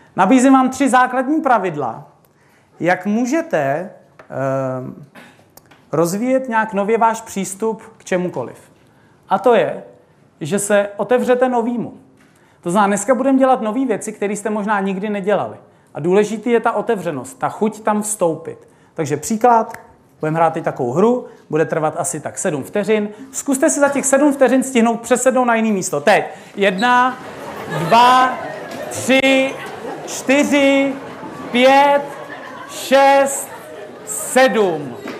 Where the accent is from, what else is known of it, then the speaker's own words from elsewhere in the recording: Bohemia, Czechia; u nás v Čechách